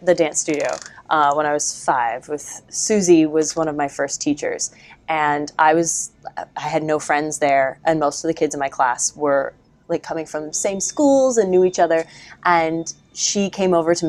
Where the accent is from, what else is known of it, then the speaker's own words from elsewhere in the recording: Ohio, United States; moved to a studio in Westerville, Ohio, about an hour away from my hometown when I was in kindergarten, and stayed there until I graduated from high school